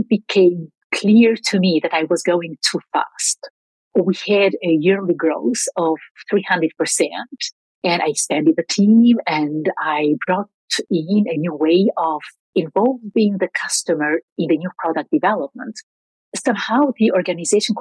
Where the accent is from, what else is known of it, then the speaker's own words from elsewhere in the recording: Albania; moved away as an adult; also born or lived in Belgium; I grew up in Albania during the years of dictatorship